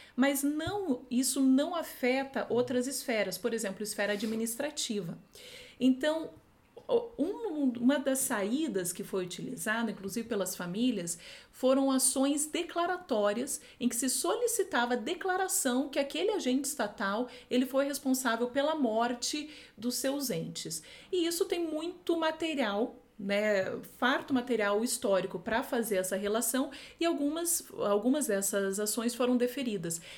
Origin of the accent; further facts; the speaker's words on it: Foz do Iguaçu, Paraná, Brazil; Eu venho de uma cidade, sou de Foz do Iguaçu